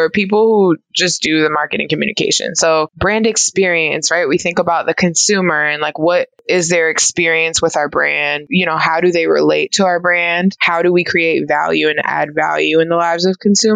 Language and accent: English; New York City, New York, United States; I'm originally from New York City, born and raised there, and I ended up going to college there as well